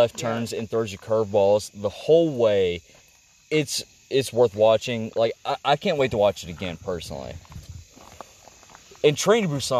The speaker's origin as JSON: {"language": "English", "region": "North Carolina", "country": "United States", "tie": "born or raised there", "said": "I was raised in North Carolina"}